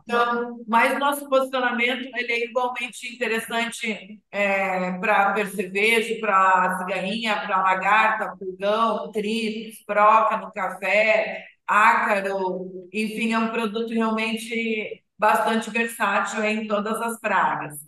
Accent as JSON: {"language": "Portuguese", "town": "Passo Fundo", "region": "Rio Grande do Sul", "country": "Brazil", "tie": "born or raised there", "also_born_or_lived": "Europe / United States", "moved": "yes", "said": "eu sou natural de Passo Fundo, Rio Grande do Sul"}